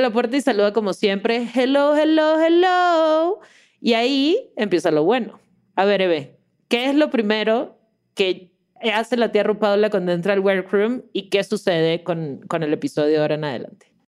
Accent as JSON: {"language": "Spanish", "town": "Caracas", "region": "Capital District", "country": "Venezuela", "moved": "as an adult", "lives_now": "Mexico City, Mexico", "said": "soy de Caracas, pero hace, bueno, ya cinco años vivo en la, grandiosa Ciudad de México"}